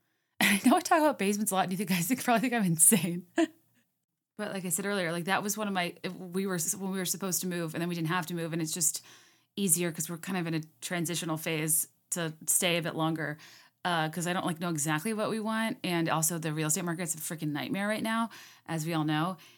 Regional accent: Virginia, United States; moved away; I used to go for drives a lot when I was growing up in Virginia, like, through Goochland

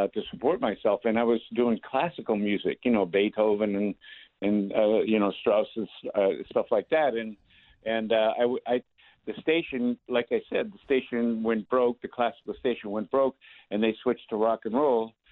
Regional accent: Milford, Massachusetts, United States; I grew up in Milford, Massachusetts

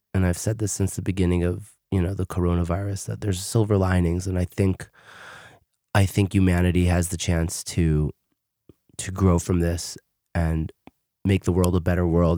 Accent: New York City, New York, United States; moved away as an adult; also born or lived in Queens, New York; now in Israel; I live in Israel, but I did grow up in America. I grew up in Brooklyn, New York

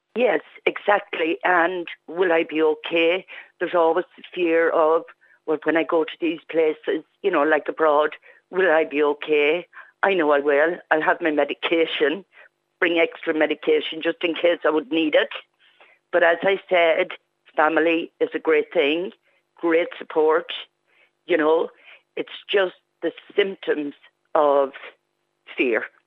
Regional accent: Clara, Leinster, Ireland; now in County Donegal, Ireland; I'm not a Donegal woman. I'm from the Midlands originally. I'm from Clara, County Offaly.

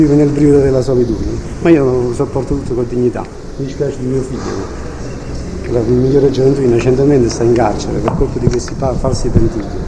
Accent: Ottaviano, Campania, Italy; Il paese che mi ha dato i miei natali, ne sono orgoglioso e, Ottaviano non è solo un paese di camorra

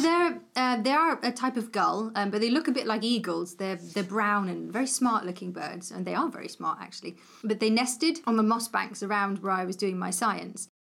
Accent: Cornwall, South West England, United Kingdom; I grew up in Cornwall.

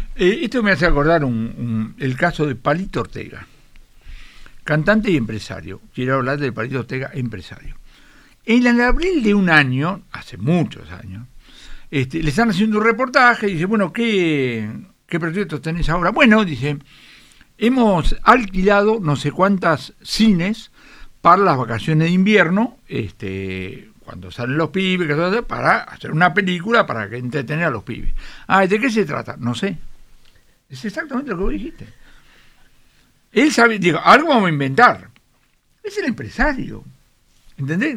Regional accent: Buenos Aires, Argentina; nosotros somos malplatense y porteño

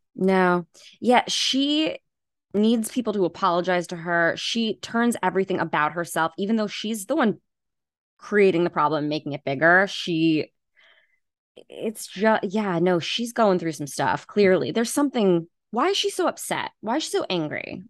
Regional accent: Long Island, New York, United States; I'm from New York, from Long Island.

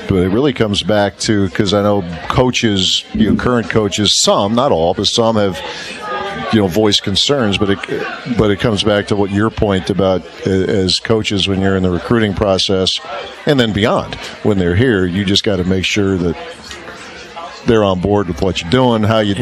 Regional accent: Dayton, Ohio, United States; where I grew up in Dayton, Ohio

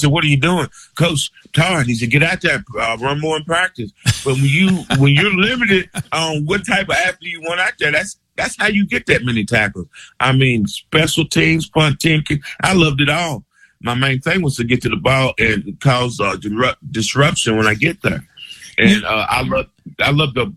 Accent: Lexington, Kentucky, United States; I'm from Lexington

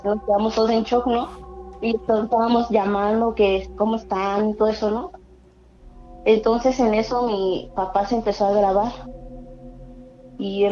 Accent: Naucalpan, State of Mexico, Mexico; De Estado de México, en Naucalpan

